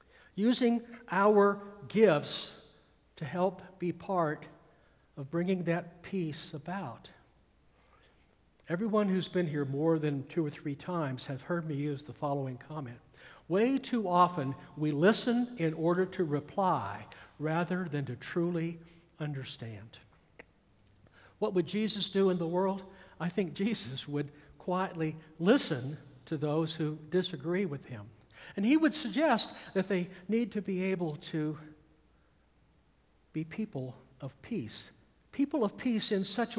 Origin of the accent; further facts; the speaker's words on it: Atlanta, Georgia, United States; also born or lived in California; growing up in the Atlanta, Georgia metropolitan area in the mid-1960s